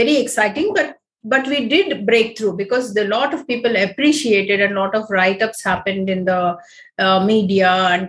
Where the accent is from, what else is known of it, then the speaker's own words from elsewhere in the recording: Bangalore, Karnataka, India; also born or lived in Gulbarga / Hubli; We are from Bangalore only.